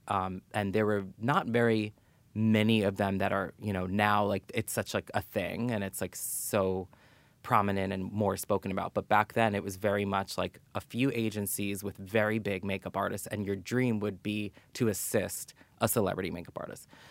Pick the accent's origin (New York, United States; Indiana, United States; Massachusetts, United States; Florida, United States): New York, United States; New York City; I grew up in New York City, born and raised.